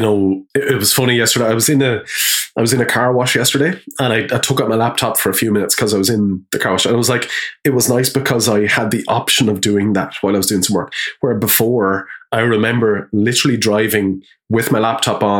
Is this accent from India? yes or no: no; Wexford, Leinster, Ireland; moved away as an adult; also born or lived in Dublin; we're from Wexford